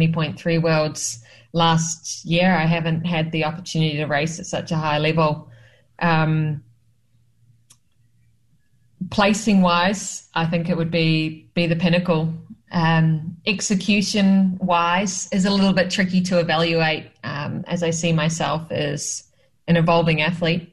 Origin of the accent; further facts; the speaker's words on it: Auckland, New Zealand; moved away as an adult; now in Australia; I grew up in Auckland